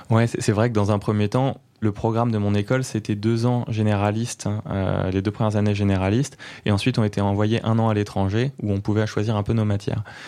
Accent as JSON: {"language": "French", "town": "Neuilly-sur-Seine", "region": "Île-de-France", "country": "France", "tie": "born or raised there", "also_born_or_lived": "Chartres", "moved": "as an adult", "lives_now": "Pau, France", "said": "j'ai grandi en banlieue parisienne à Neuilly-sur-Seine et j'ai passé les premières années de ma vie là-bas, enfin les premières les 25 premières années de ma vie là-bas"}